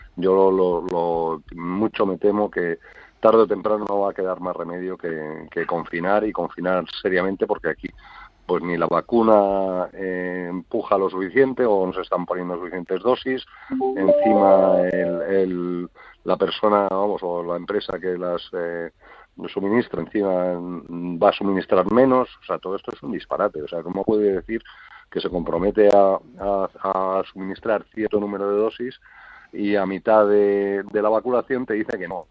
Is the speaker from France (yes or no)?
no; Spain; a nosotros en España